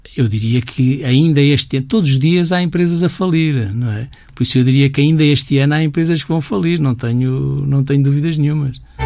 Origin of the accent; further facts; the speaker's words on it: Portugal; todos nós somos portugueses, todos nós temos um bocadinho este A D N